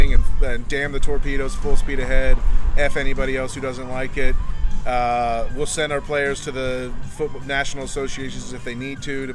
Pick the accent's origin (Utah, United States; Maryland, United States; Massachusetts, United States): Utah, United States; moved away; also born or lived in Texas; I'm from Utah. I grew up in Utah, so, and then moved to Texas.